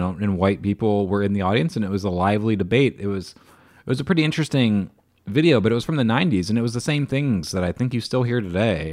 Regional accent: Beavercreek, Ohio, United States; also born or lived in Dayton, Ohio / Xenia, Ohio / Fairborn, Ohio; I grew up in all of them, but I, I grew up in Beaver Creek

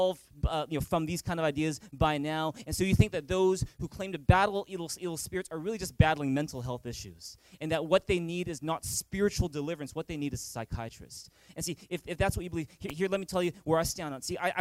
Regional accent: Vancouver, British Columbia, Canada; growing up in Vancouver

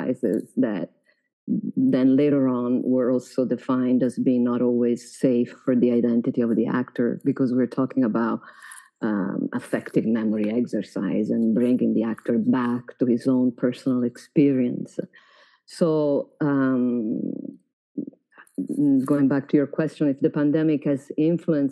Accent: Florence, Tuscany, Italy; English is a second language; moved away; I grew up in Florence.

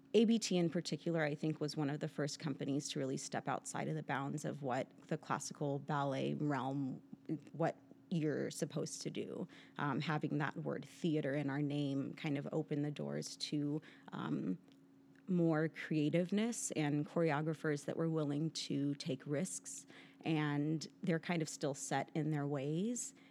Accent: San Pedro, California, United States; also born or lived in Kansas City, Missouri; the local ballet school in San Pedro, California, where I grew up

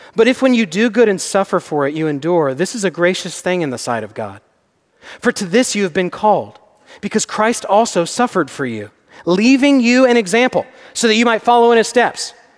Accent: Texas, United States; I'm from Texas.

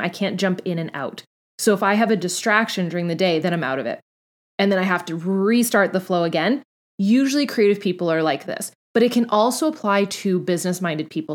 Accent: Canada; I'm Canadian

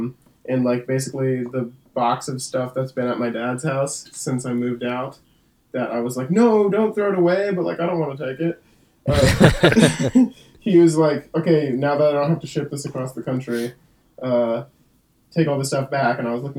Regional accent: California, United States; also born or lived in Elgin, Illinois / Hong Kong; I was actually born in Elgin, Illinois. And when I was like 4 months old, 3 months old, my family moved to Hong Kong. And then when I was like 4 years old, we moved to California, Orange County

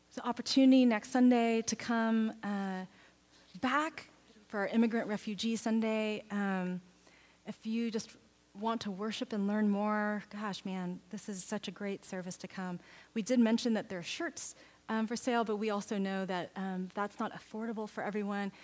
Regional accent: Texas, United States; now in Oregon, United States; I grew up in Texas

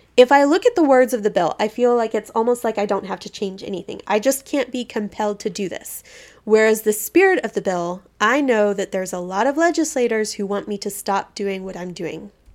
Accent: Texas, United States; moved away as an adult; it was also in a small town in Texas. And Texas, much as I love my home state

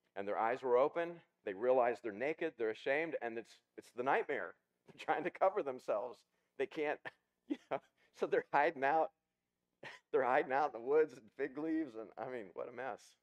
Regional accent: Ozark Mountains, the Ozarks, United States; when I was a kid, I grew up in the in the Ozark Mountains.

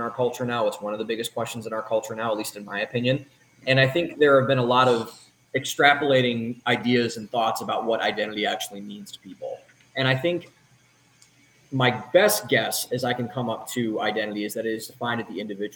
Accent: Cleveland, Ohio, United States; moved away as an adult; also born or lived in Columbus, Ohio / Boston, Massachusetts; now in Austin, United States; I was born in Cleveland, Ohio, was raised up there for the first 18 years of my life

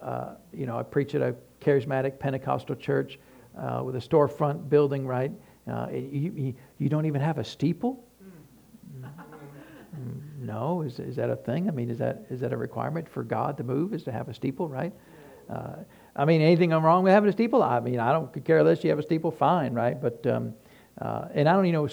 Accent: Tennessee, United States; we're from Tennessee

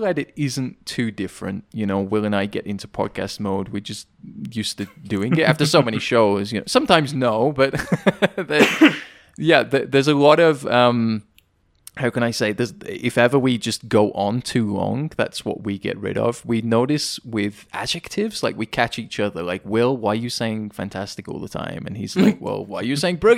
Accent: United Kingdom; accent: British

